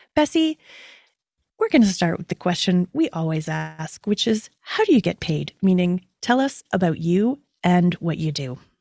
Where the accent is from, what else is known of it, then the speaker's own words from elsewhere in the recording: Toronto, Ontario, Canada; my hometown of Toronto, Ontario